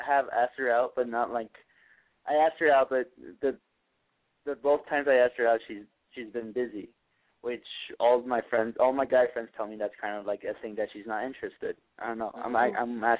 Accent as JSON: {"language": "English", "town": "Valencia", "region": "California", "country": "United States", "said": "I'm 18 years old. I'm from Valencia."}